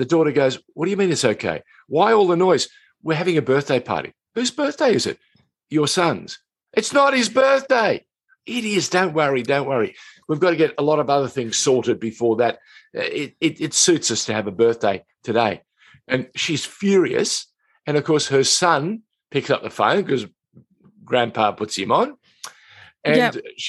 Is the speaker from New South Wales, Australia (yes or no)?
yes; Sydney, New South Wales, Australia; when I was a young boy, growing up in Sydney